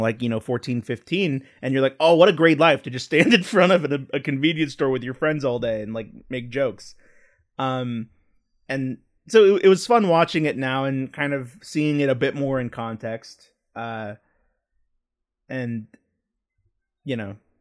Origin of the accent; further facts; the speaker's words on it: Texas, United States; growing up in Texas, I didn't go to comic book stores a lot.